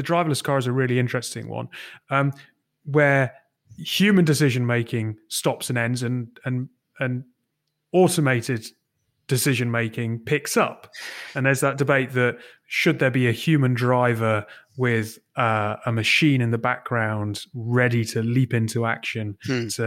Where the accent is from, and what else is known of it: United Kingdom